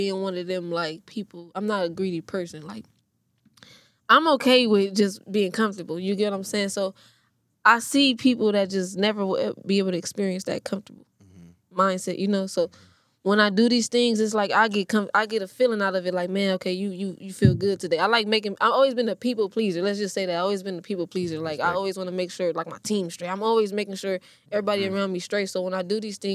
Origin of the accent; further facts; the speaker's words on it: Compton, California, United States; I'm from the Wilmington Orms. Like, I grew up over there.